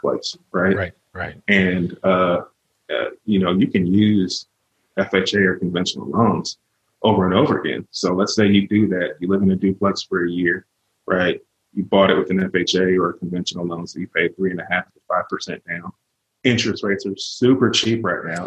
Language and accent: English; California, United States; moved away as an adult; also born or lived in Virginia; now in Northwest Arkansas, United States; I was born and raised in California.